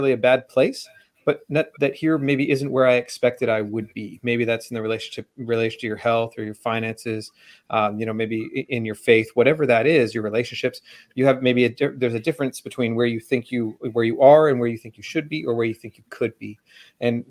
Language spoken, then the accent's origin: English; Vancouver, British Columbia, Canada; Just outside of Vancouver, Canada